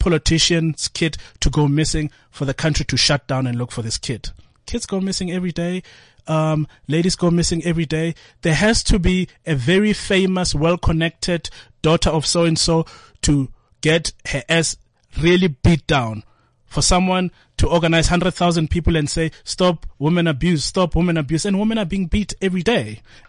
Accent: Atteridgeville, Gauteng, South Africa

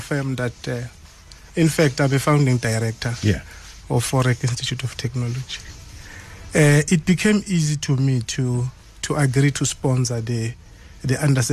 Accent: Mangweni, Mpumalanga, South Africa; I grew up in Mangweni, Nkomazi

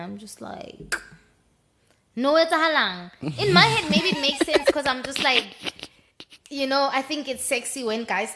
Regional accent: South Africa; as South African

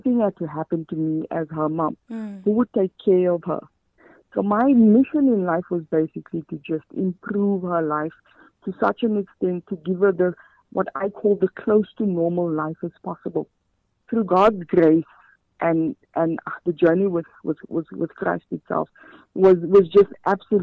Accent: Johannesburg, Gauteng, South Africa; I'm actually from Rivoli, the community of Rivoli

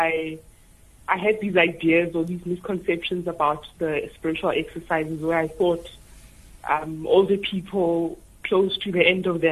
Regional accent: Tembisa, Gauteng, South Africa; I was born and raised in Tembisa, which is a township and which is very busy

